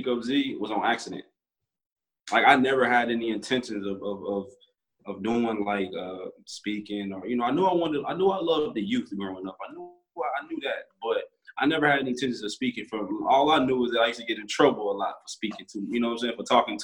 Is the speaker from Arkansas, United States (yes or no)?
yes; Little Rock, Arkansas, United States; born and raised in Little Rock, Arkansas